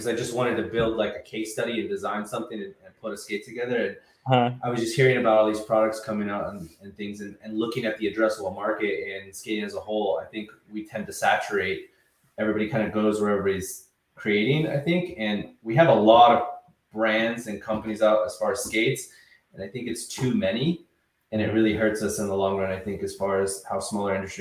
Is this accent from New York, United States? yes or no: no; Visalia, California, United States; now in Los Angeles, United States; growing up in Visalia